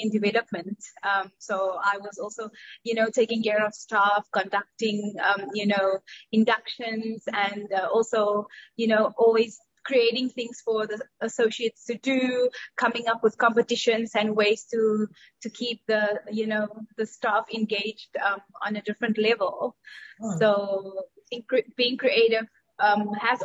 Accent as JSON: {"language": "English", "town": "Cape Town", "region": "Western Cape", "country": "South Africa", "moved": "as an adult", "lives_now": "Dubai, United Arab Emirates", "said": "I am from South Africa, or South African, living in Dubai for the past 11 years. But I already left South Africa 13 years ago"}